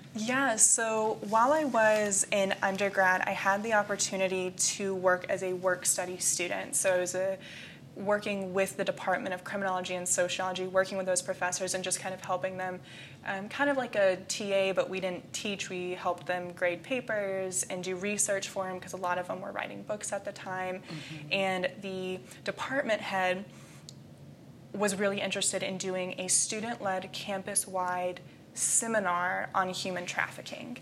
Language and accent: English; Jacksonville, Florida, United States; moved away as an adult; now in Indiana, United States; I was born and raised in Jacksonville, Florida